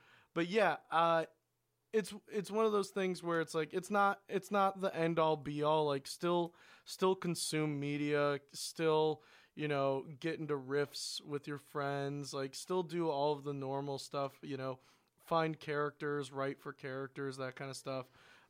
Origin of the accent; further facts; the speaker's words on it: Portland, Oregon, United States; I mean, I'm from Portland, Oregon. That's a reality.